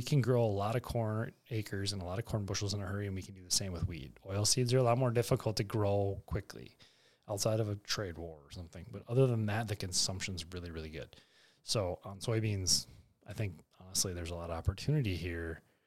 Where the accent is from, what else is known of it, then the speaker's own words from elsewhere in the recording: Bismarck, North Dakota, United States; moved away; also born or lived in Arthur, North Dakota; I'm a Bismarck High kid. Yeah, Southside Bismarck